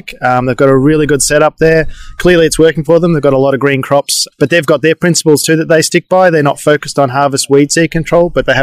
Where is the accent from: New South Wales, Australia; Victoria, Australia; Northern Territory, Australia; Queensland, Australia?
Victoria, Australia; Horsham; I'm from the Wimmera near Horsham. We have a large farm down there.